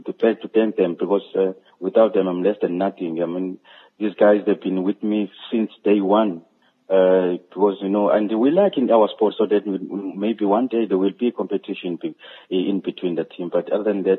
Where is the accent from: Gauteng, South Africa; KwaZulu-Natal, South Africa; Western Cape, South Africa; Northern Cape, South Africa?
KwaZulu-Natal, South Africa; whole South African, whole KwaZulu-Natal, my home state